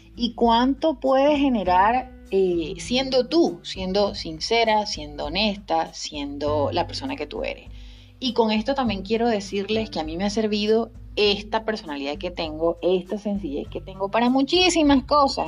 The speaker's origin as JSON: {"language": "Spanish", "region": "Guárico", "country": "Venezuela", "moved": "yes", "lives_now": "Spain", "said": "yo soy de Guárico, soy muy criolla y eso no lo pierdo"}